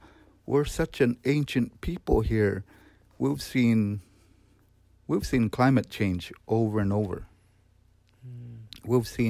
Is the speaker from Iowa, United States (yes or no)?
yes; Iowa, United States; But in Iowa, in our region, we've lived there. We know how to live in it.